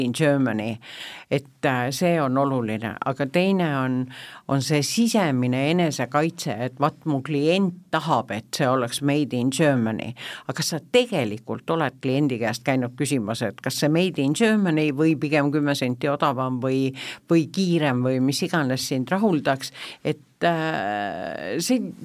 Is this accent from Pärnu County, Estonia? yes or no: no; Tallinn, Harju County, Estonia; ma olen eluaeg tallinlane olnud